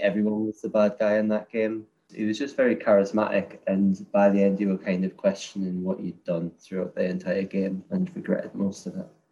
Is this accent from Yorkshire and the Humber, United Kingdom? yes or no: no; Newcastle upon Tyne, North East England, United Kingdom; also born or lived in Edinburgh, Scotland; I'm from a place called Newcastle